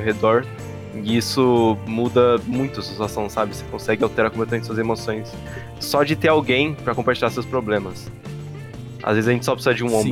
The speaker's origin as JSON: {"language": "Portuguese", "country": "Brazil", "said": "como brasileiro"}